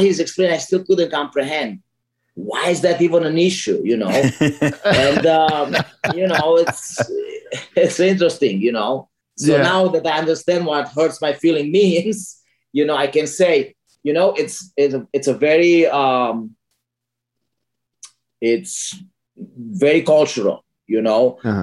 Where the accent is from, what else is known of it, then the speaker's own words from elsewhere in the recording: Romania; English is a second language; moved away as an adult; also born or lived in Northbrook, Illinois; now in United States; I grew up in Romania, and Romania was communist and socialist for so many years.